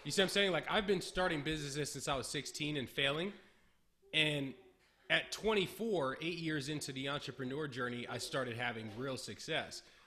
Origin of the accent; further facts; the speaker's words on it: Berkeley, California, United States; My whole life. I've always been in California